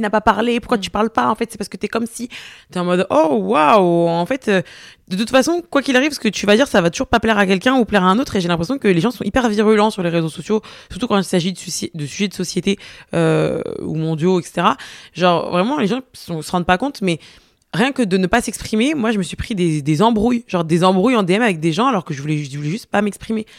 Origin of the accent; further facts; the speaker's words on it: Marseille, Provence-Alpes-Côte d'Azur, France; je suis marseillaise